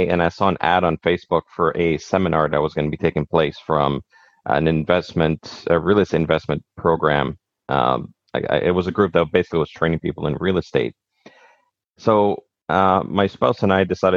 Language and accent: English; Montreal, Quebec, Canada; moved away as an adult; also born or lived in Greenwood, Nova Scotia; now in Nova Scotia, Canada; I'm originally from Montreal